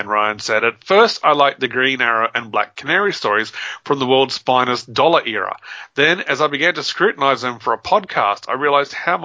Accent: Papua New Guinea; I got kind of used to black and white comics growing up in Papua New Guinea

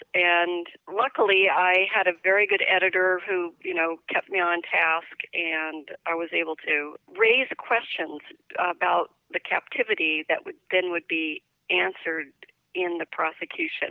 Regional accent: Northern California, United States; moved away as an adult; also born or lived in New Mexico / New York / Washington, D.C. / Tokyo; now in Florida, United States; I was raised in California, but I have roots in New Mexico

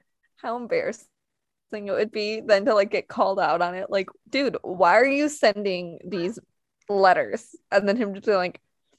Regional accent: Canada; us Canadians

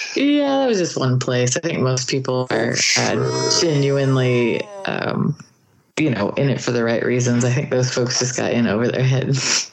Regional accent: Clovis, United States; the town that I grew up in Clovis.

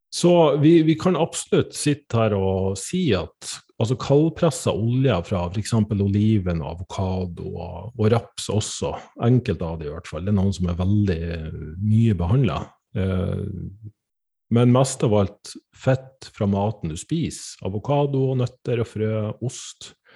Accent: Northern Norway, Norway; jeg er fra Nord-Norge

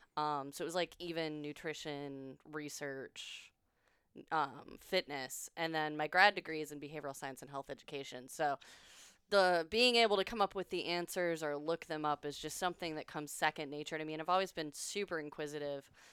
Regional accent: Illinois, United States; moved away as an adult; now in Austin, United States; I'm from Illinois

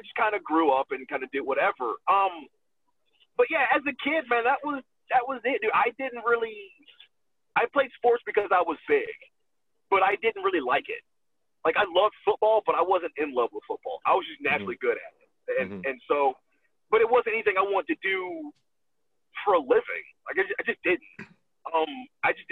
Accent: Atlanta, Georgia, United States; also born or lived in New York; But I was raised in Atlanta

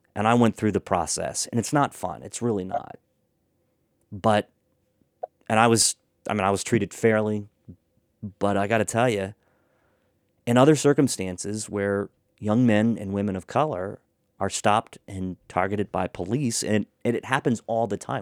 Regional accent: Boonsboro, Maryland, United States; also born or lived in Halfway, Maryland; I grew up in Boonesboro.

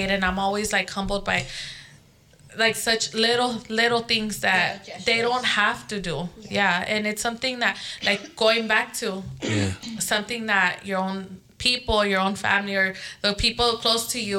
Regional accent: Long Beach, California, United States; because I mean, I grew up here in Long Beach. I know people know me and and they know my past

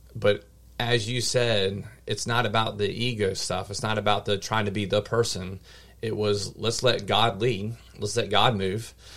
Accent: Mechanicsville, Virginia, United States; born and raised here in this area locally in Mechanicsville, Virginia

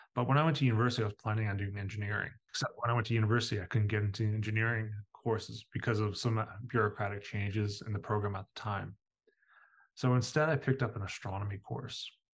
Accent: Newfoundland and Labrador, Canada; I grew up here in Newfoundland.

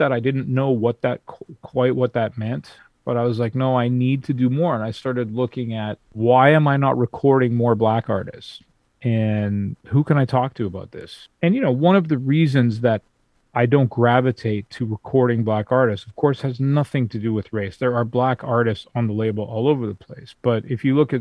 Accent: Vancouver, British Columbia, Canada; I'm from Vancouver, I'm on the West Coast.

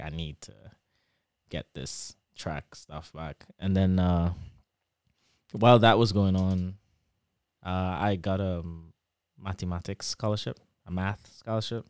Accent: Trinidad & Tobago; accent: Trini; moved away as an adult; also born or lived in Michigan, United States; now in Lansing, United States; my Trini accent

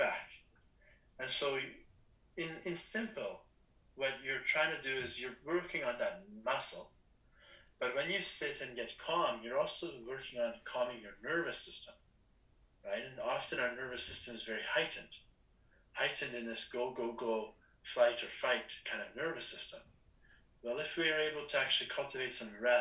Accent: Leduc, Alberta, Canada; also born or lived in Edmonton; we're both from Leduc, born in Edmonton, both living in Leduc

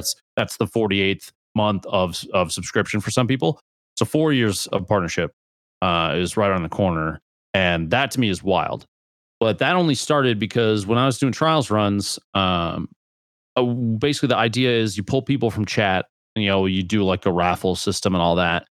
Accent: Nebraska, United States; I'm from Nebraska

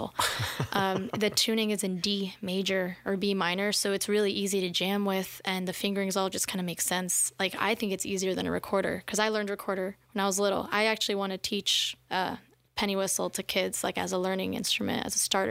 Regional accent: South Florida, United States; moved away as an adult; also born or lived in Gainesville, Florida; now in Austin, United States; I grew up mostly in South Florida, and I got myself to Gainesville after

